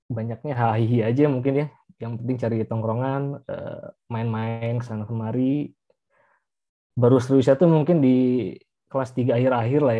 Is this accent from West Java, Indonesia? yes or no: yes; Bandung, West Java, Indonesia; Saya dari kecil SMA kuliah di Bandung, Eh, sekarang kerja sih biasanya di Jakarta sebagai eh, IT ya, guru IT.